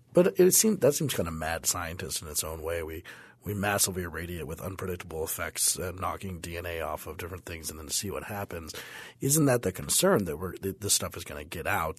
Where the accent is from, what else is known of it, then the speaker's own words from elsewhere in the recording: Denver, Colorado, United States; I remember growing up in Denver that the, the smog cloud was pretty big in the eighties